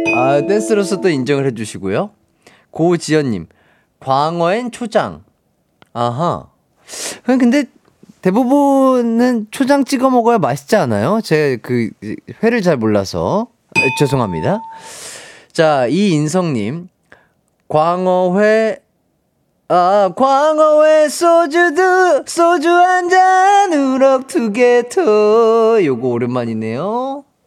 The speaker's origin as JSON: {"language": "Korean", "region": "Gwangju", "country": "South Korea", "tie": "born or raised there", "said": "광주에서 태어난 빛나는 사람"}